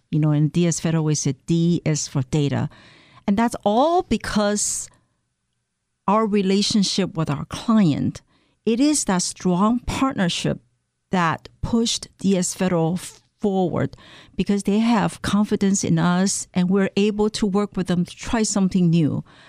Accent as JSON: {"language": "English", "country": "Taiwan", "moved": "as an adult", "lives_now": "Maryland, United States", "said": "I came from Taiwan. Um, I came to the United States to pursue advanced study in mass communication"}